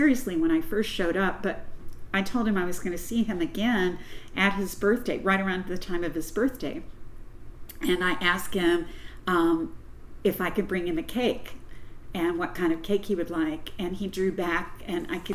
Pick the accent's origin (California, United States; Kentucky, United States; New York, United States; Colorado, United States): Kentucky, United States; Louisville; also born or lived in Corbin, Kentucky / London, Kentucky; I was born in Corbin, Kentucky, and my whole immediate family was from Corbin, and we moved to Louisville when I was a little girl